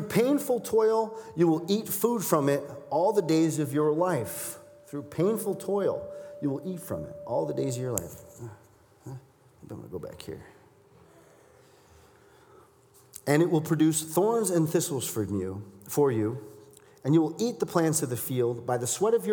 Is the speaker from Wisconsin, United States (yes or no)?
yes; Milwaukee, Wisconsin, United States; I'm from Milwaukee.